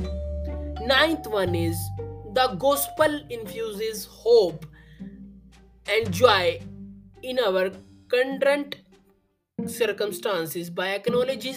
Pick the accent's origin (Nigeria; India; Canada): India; I am from India.